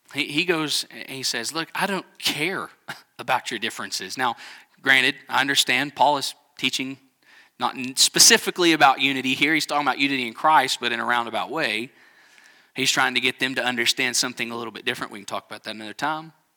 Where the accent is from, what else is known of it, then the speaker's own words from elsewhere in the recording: Texas Panhandle, United States; We're both from the Panhandle of Texas